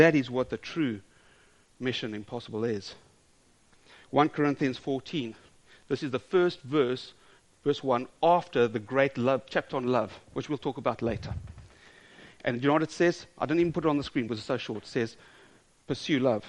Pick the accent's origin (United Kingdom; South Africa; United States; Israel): South Africa; I'm South African.